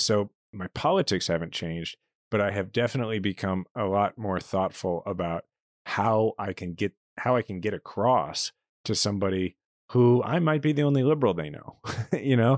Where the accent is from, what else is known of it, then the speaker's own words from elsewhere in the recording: Kansas City, Missouri, United States; moved away as an adult; my hometown where I'm a fifth generation Kansas City